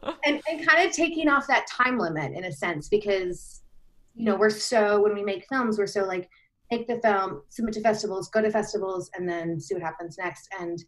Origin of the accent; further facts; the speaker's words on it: Australia; because I'm Australian, even though I don't sound like it.